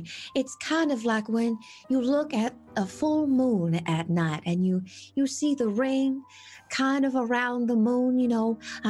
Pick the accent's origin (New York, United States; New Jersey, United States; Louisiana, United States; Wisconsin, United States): Louisiana, United States; Baton Rouge; Born and raised in Baton Rouge.